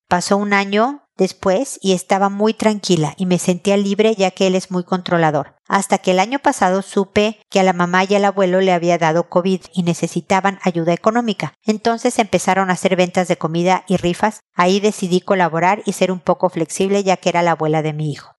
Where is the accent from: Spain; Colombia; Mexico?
Mexico; moved away as an adult; also born or lived in United States; viviendo en México todavía, este de donde soy yo